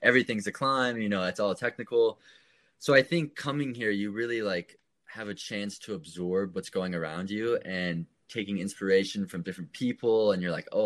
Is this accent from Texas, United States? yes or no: yes; Austin, Texas, United States; moved away as an adult; also born or lived in Boulder, Colorado; I grew up in Austin, Texas, just kind of outside the downtown area, in the hill country